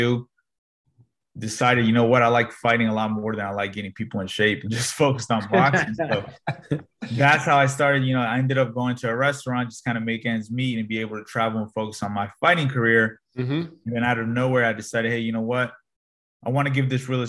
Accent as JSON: {"language": "English", "region": "Northern Virginia", "country": "United States", "tie": "born or raised there", "said": "Born and raised in Northern Virginia"}